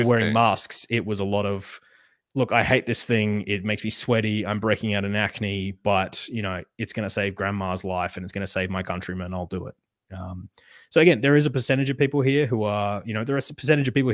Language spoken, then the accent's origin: English; Western Australia, Australia